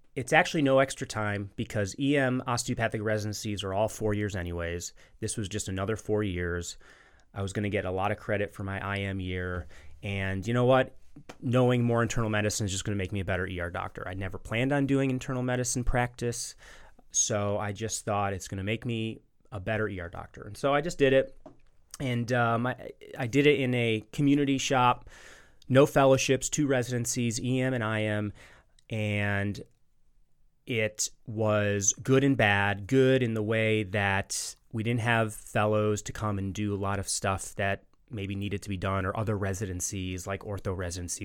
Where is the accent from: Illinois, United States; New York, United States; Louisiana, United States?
Illinois, United States; Chicago; moved away as an adult; also born or lived in Kansas City / West Virginia; now in Birmingham, United States; I'm originally from Chicago, born and raised